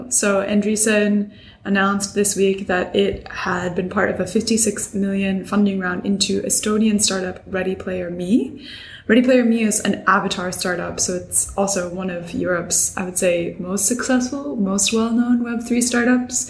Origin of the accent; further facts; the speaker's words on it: United States; I'm an American